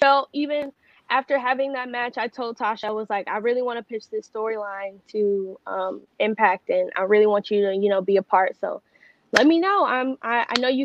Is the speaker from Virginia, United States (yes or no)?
no; New Jersey, United States; I'm from Jersey